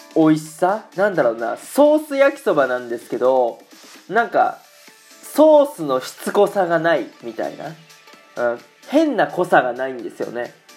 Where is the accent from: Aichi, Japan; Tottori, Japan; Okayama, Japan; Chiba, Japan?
Aichi, Japan; moved away as an adult; now in Germany; 僕愛知県出身なんですけどもうね子供の時から赤味噌のねお味噌汁赤だしをね